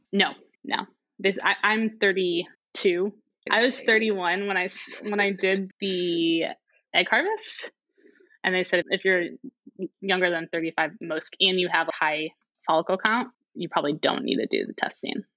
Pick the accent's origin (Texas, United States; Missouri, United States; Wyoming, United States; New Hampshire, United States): Missouri, United States; St. Louis; moved away as an adult; also born or lived in Singapore; now in Bay Area, United States; I am originally from St. Louis, Missouri, so Mid- Midwesterner through and through